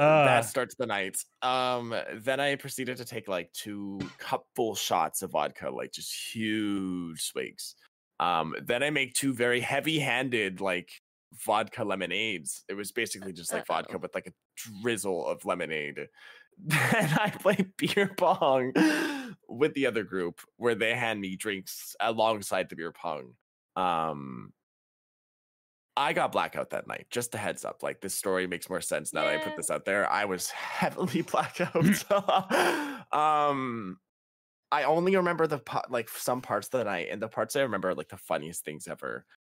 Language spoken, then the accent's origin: English; Canada; And I'm Canadian. The legal drinking age is 19 too.